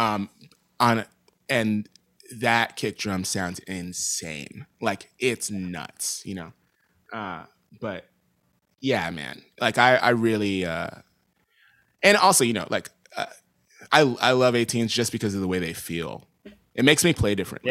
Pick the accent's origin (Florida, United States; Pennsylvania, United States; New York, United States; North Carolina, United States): New York, United States; New York City; moved away as an adult; now in Los Angeles, United States; growing up in New York and playing around in New York